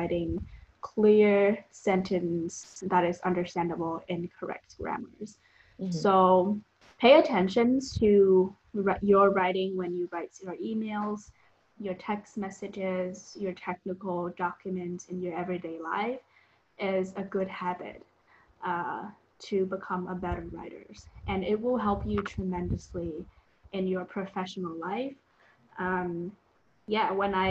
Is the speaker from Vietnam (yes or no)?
yes; Vietnam; English is a second language; moved away as an adult